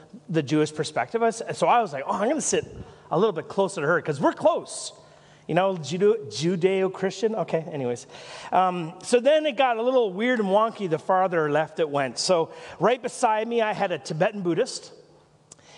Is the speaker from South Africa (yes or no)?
no; Nelson, British Columbia, Canada; moved away; I'm from Nelson